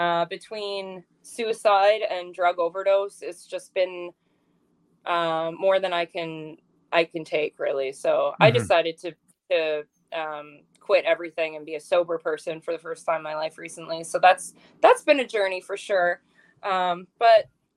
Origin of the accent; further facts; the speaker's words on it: Ontario, Canada; now in Pacific Northwest; I'm from Ontario